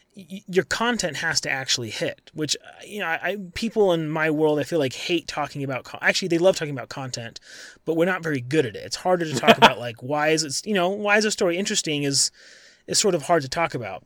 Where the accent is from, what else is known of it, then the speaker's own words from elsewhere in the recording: Colorado, United States; also born or lived in Syracuse; I'm from Colorado, I live in Colorado now